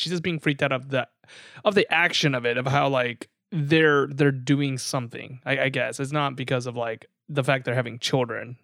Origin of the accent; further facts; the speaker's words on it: the South, United States; we grew up in the South